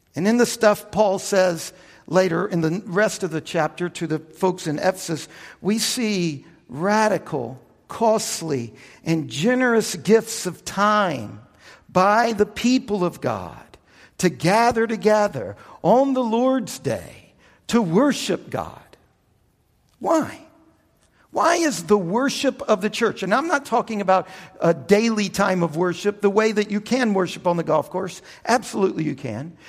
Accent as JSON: {"language": "English", "country": "United States", "tie": "born or raised there", "also_born_or_lived": "Louisiana / Texas", "said": "I grew up in the Bible Belt down in Louisiana and in Texas as a Baptist"}